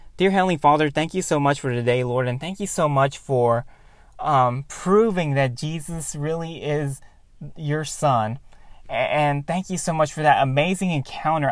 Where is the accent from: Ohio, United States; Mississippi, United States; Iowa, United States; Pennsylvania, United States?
Ohio, United States; Cleveland; I still live in Cleveland, my hometown